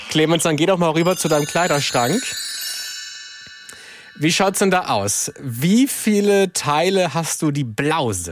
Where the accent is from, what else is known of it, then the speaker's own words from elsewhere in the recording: Salzwedel, Saxony-Anhalt, Germany; komme aus Salzwedel. Und wie alt bist du? Ich bin elf Jahre alt.